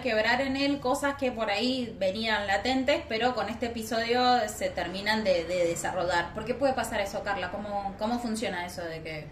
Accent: San Martín, Mendoza, Argentina; yo soy de San Martín.

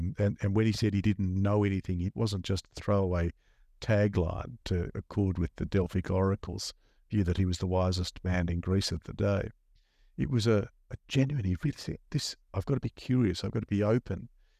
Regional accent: Melbourne, Victoria, Australia; So I was born in Melbourne in a suburb called Caulfield in Victoria. And there for the first five or so years I lived in that a wonderful, loving household.

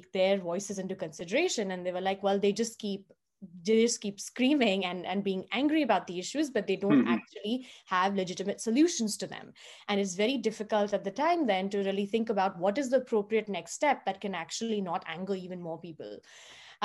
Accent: Maharashtra, India; also born or lived in Osmanabad / Latur / Yavatmal / Nagpur; I grew up in, not in Mumbai, but actually in small towns across the state of Maharashtra

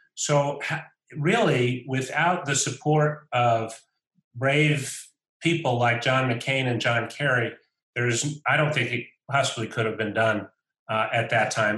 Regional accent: United States; I'm an American, and I represent the U.S. government

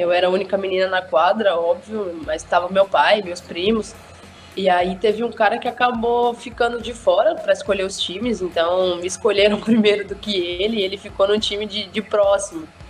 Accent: São Bernardo do Campo, São Paulo, Brazil; Em São Bernardo do Campo, que é a minha cidade

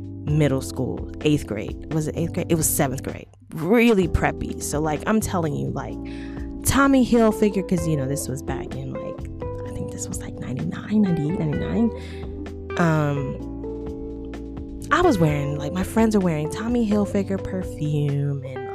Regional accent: Arizona, United States; I grew up in Arizona

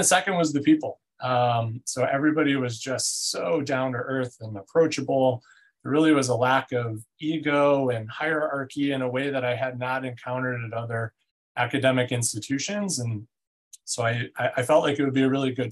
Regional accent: Northwest Indiana, United States; also born or lived in Chicago, Illinois; I'm a Midwesterner through and through. I was born in the Chicagoland area, grew up in Northwest Indiana

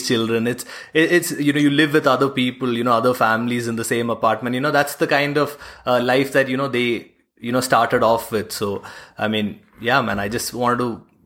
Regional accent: Bahrain; moved away; I was born and brought up in Bahrain

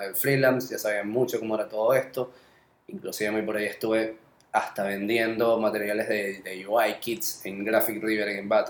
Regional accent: Venezuela; accent: Venezuelan; moved away; estando todavía en Venezuela

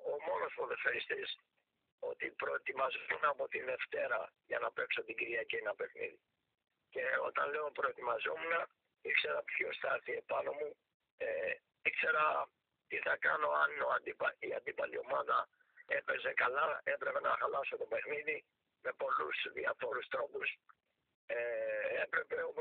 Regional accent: Athens, Attica, Greece; γεννήθηκα και στη Λοφόρο Αλεξάνδρας δίπλα από τον Παναθηναϊκό

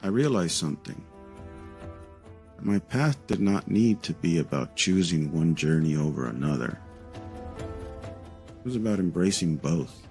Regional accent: San Diego, California, United States; first language Spanish; English is a second language; Growing up in San Diego

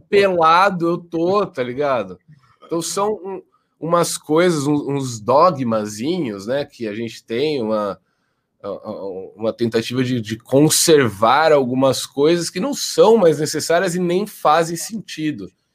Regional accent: Jaú, São Paulo, Brazil; moved away as an adult

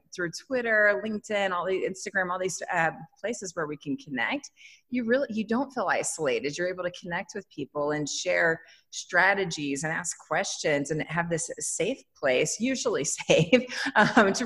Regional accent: West Virginia, United States; I grew up in West Virginia

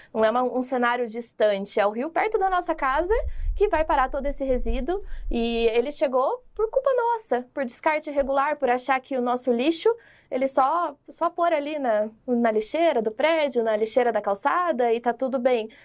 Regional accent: Londrina, Paraná, Brazil; moved away; Eu sou lá de Londrina, né? Então eu fiz meu mestrado, minha graduação, eu cresci lá

